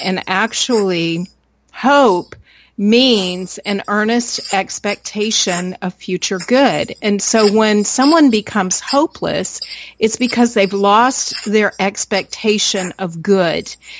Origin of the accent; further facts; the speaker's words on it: United States; born there; You know, I was born in America.